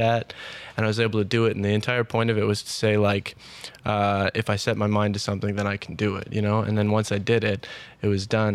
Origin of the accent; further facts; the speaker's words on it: Ottawa, Ontario, Canada; I was born and raised here in Ottawa